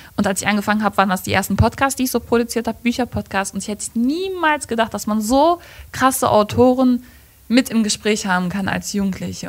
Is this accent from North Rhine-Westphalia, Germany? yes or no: yes; Gladbeck, North Rhine-Westphalia, Germany; Ich komme aus Gladbeck